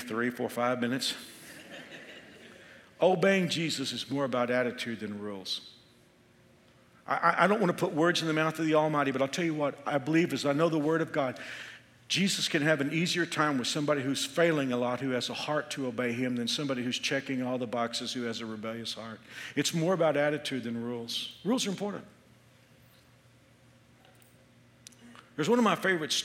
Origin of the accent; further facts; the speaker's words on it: Texas, United States; moved away as an adult; now in Kansas, United States; I'm from Texas.